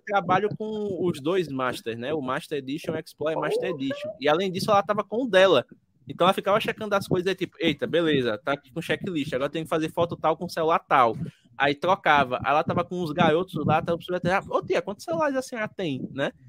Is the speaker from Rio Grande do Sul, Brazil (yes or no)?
no; Alagoas, Brazil; eu sou de Alagoas, né? Sou do Nordeste